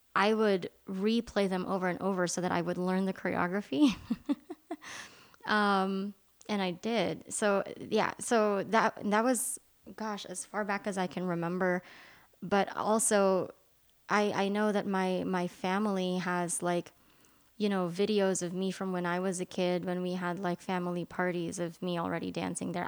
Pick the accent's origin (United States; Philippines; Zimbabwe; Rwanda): Philippines; English is a second language; moved away; I was born and raised in the Philippines